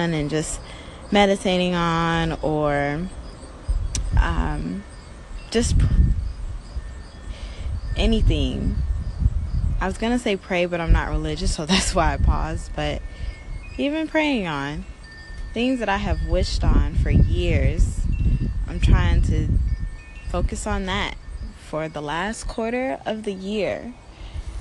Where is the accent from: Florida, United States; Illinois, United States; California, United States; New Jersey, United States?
Illinois, United States; Chicago; moved away as an adult; now in Los Angeles, United States; I'm in Chicago, my hometown.